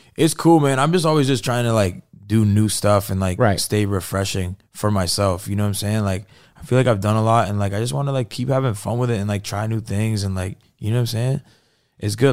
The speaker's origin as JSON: {"language": "English", "town": "Fort Erie", "region": "Ontario", "country": "Canada", "tie": "born or raised there", "moved": "as an adult", "lives_now": "United States", "said": "I grew up in Fort Erie. It's like on the border of Buffalo"}